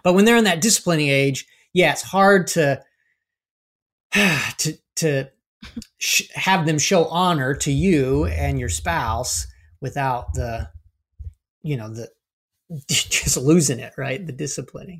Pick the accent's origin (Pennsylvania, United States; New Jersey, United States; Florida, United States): Florida, United States; we grew up in Florida